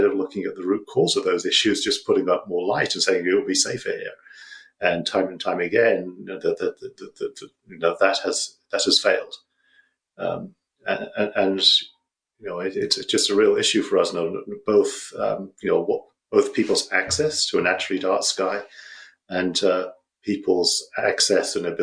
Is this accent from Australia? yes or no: no; United Kingdom; I'm British